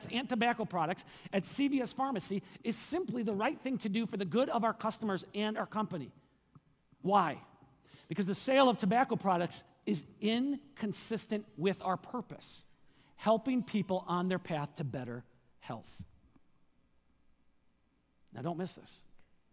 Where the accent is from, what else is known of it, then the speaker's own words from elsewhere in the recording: southeast Wisconsin, United States; moved away as an adult; also born or lived in Seattle; my hometown in southeast Wisconsin